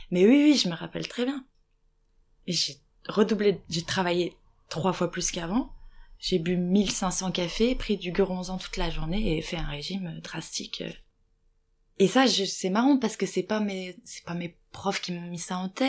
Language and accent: French; Lorraine, Grand Est, France; accent: Lorrain; moved away; je viens d'une petite ville, euh, oulala, euh, ils vont entendre mon accent lorrain